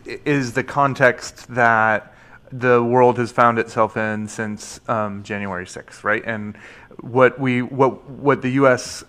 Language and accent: English; Portland, Oregon, United States; my hometown of Portland, Oregon